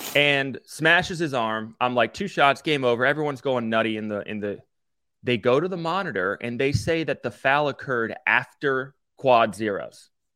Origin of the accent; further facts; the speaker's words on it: Maryland, United States; I grew up in Maryland